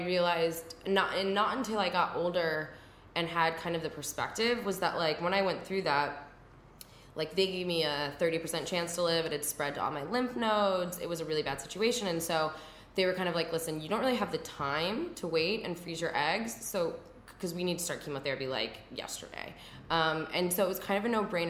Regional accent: Midwest, United States; I grew up in the Midwest.

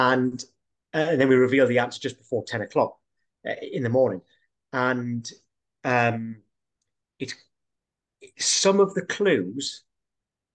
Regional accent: Northumberland, North East England, United Kingdom; moved away; I'm from Northumberland, which is mainly

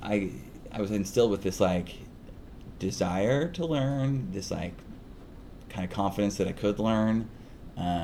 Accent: Salt Lake City, Utah, United States; moved away as an adult; now in California, United States; I grew up in Salt Lake City, Utah

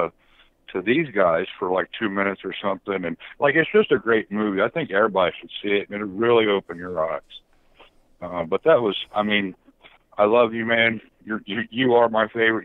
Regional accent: Ohio, United States; I'm from Ohio

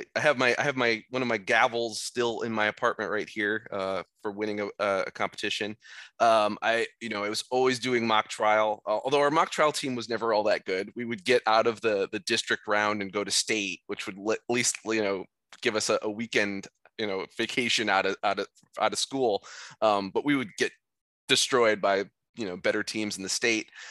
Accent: Iowa, United States; moved away as an adult; also born or lived in Boston; I'm from Iowa, I was very much a homebody for the first eighteen years of my life

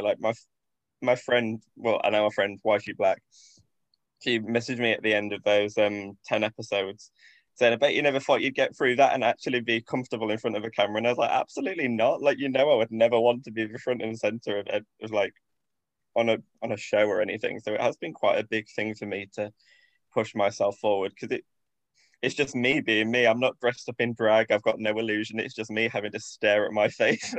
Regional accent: Grimsby, Yorkshire and the Humber, United Kingdom; I grew up in Grimsby, which is a town up north

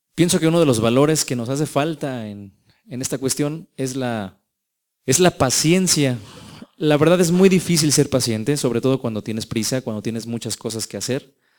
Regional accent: Mexico

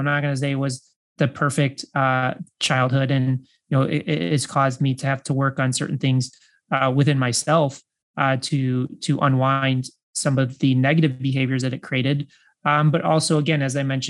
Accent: Chicago, Illinois, United States; I grew up in the Midwest and I was born in Chicago

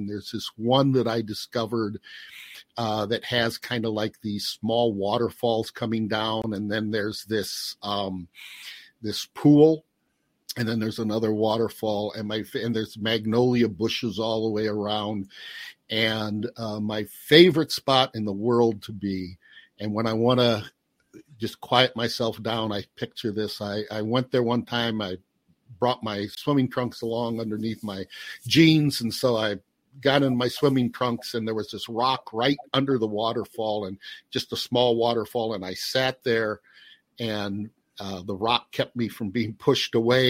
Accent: Chicago, Illinois, United States; Well, I tell you what, I'm from the Chicago area.

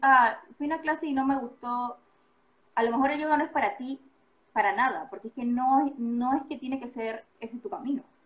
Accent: Panama; moved away; Yo soy panameña

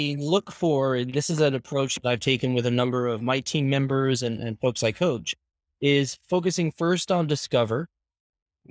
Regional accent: Ireland; also born or lived in Canada; now in Spain; I was born and raised in Ireland, moved to Canada where I spent 18 years, and I've been living in Spain for the past 3 years.

